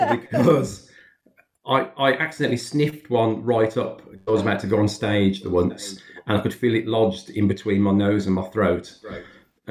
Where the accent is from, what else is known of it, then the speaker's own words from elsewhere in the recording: Birmingham, West Midlands, United Kingdom; I was brought up in Handsworth, so still in Birmingham.